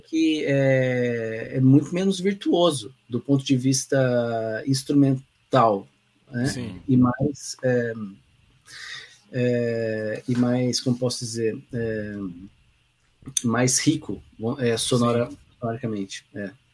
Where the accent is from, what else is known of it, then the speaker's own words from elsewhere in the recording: Pindamonhangaba, São Paulo, Brazil; moved away as an adult; also born or lived in England; now in Lages, Brazil; na minha cidade natal, né, Pindamonhangaba